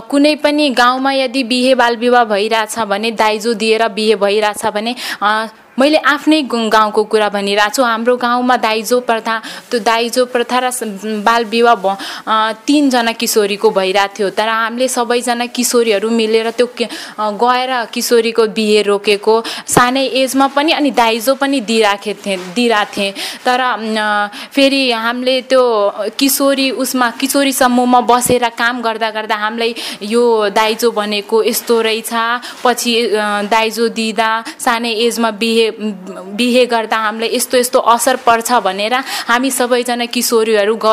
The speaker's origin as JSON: {"language": "Nepali", "area": "Kapilvastu", "region": "Lumbini Province", "country": "Nepal", "said": "म कबनपा तिन कपिलवस्तुबाट आएको"}